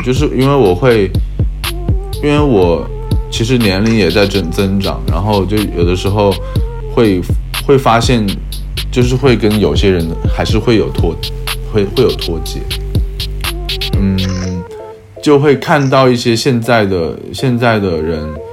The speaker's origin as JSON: {"language": "Chinese", "town": "Changsha", "region": "Hunan", "country": "China", "tie": "born or raised there", "moved": "yes", "lives_now": "Shanghai, China", "said": "像我故乡长沙"}